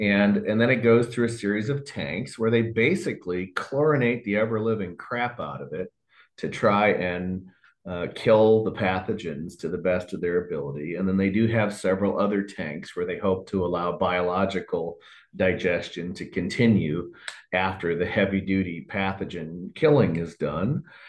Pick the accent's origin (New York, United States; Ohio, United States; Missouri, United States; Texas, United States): Ohio, United States; I was friends with the health inspector in my hometown. I'd given a speech before all of the health inspectors in the state of Ohio